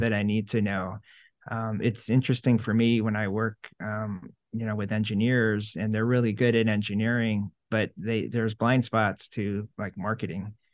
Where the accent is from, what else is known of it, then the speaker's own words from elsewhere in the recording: Syracuse, New York, United States; I grew up in Syracuse and everything's orange